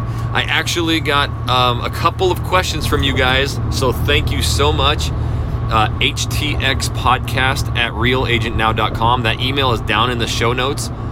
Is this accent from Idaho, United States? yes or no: yes; North Idaho, United States; moved away as an adult; now in Houston, United States; I came from a small town, so I am from North Idaho